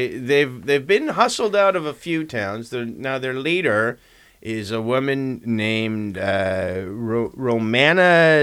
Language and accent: English; Saskatoon, Saskatchewan, Canada; moved away; I lived in Saskatchewan when I was a little boy, and I've never heard of Richmond or Maple Creek because I was from the Big Smoke. I was out in Saskatoon.